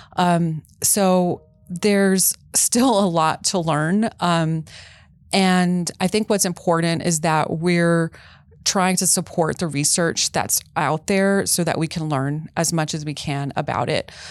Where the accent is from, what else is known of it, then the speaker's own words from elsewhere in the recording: Texas, United States; I'm from Texas